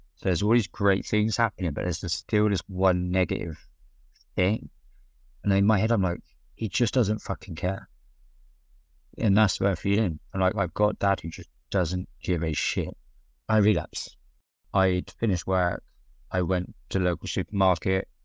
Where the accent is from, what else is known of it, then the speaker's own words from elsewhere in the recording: South West England, United Kingdom; I grew up in Southwest England. Tiny little market town where everybody knows each other